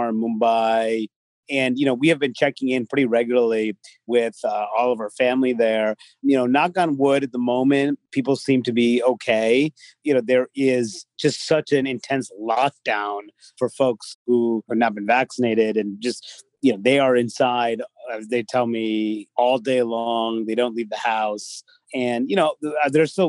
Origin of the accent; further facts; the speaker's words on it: Chicago, Illinois, United States; I grew up in the Chicago area